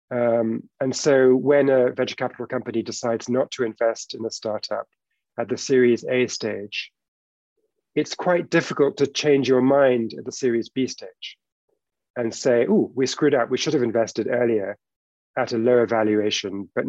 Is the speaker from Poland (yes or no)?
no; United Kingdom; We're both British by origin.